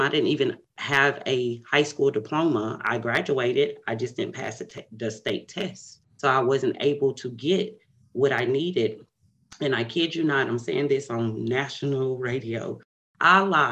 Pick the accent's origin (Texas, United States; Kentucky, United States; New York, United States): Texas, United States; Paris; now in Dallas, United States; I am from Paris, Texas. It is about 100 miles outside of Dallas, Texas. I currently live in Dallas, Texas